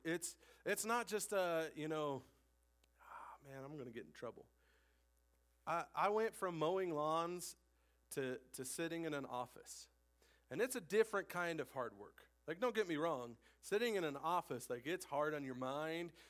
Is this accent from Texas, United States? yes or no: no; Casper, Wyoming, United States; also born or lived in Laramie, Wyoming / Cheyenne, Wyoming / California; I was born and raised in Wyoming